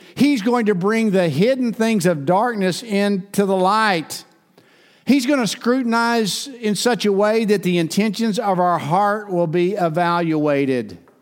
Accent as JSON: {"language": "English", "town": "Ada", "region": "Oklahoma", "country": "United States", "tie": "born or raised there", "said": "my hometown, in Fred Overton's hometown, Ada, Oklahoma."}